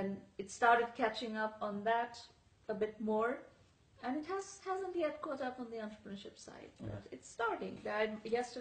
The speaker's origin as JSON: {"language": "English", "town": "Kolkata", "region": "West Bengal", "country": "India", "tie": "born or raised there", "said": "I was born in Calcutta, in India"}